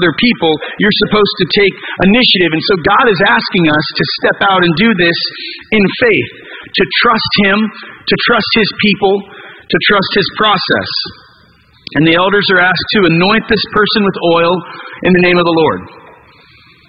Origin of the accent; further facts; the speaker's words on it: United States; we're American